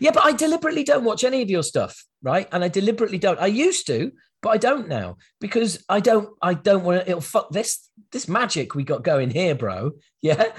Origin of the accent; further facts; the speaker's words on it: United Kingdom; us Brits